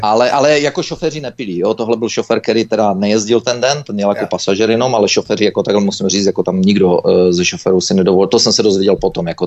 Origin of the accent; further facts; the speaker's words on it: Czechia; moved away; also born or lived in Canada; jako správní Češi